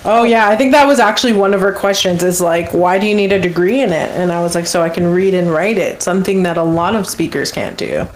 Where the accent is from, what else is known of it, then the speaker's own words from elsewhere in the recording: Fishing Lake Metis Settlement, Alberta, Canada; first language English; I'm from Fishing Lake Metis Settlement